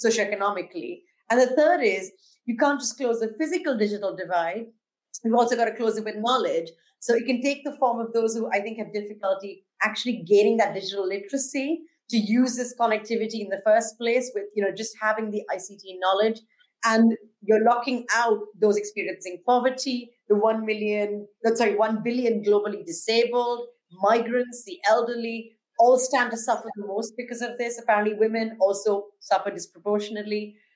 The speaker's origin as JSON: {"language": "English", "country": "India", "moved": "yes", "lives_now": "London, United Kingdom", "said": "my home country of India, where I'm originally from already"}